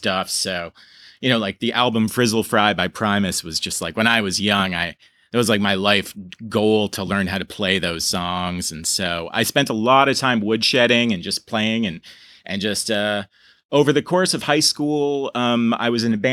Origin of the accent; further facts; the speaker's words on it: Burlington, Vermont, United States; I was born in Burlington, Vermont. My father was from Armenia. My mother was from sort of rural Vermont, and grew up a very normal kind of Vermont life.